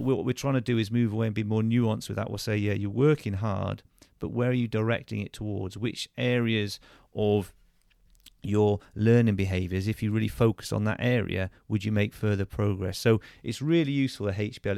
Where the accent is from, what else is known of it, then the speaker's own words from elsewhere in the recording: Churchdown, South West England, United Kingdom; also born or lived in Plymouth / Bath / Gravesend / Gloucester; I went to school just a few miles away in, um, in Churchtown at, at Chosen Hill School, so a local comprehensive there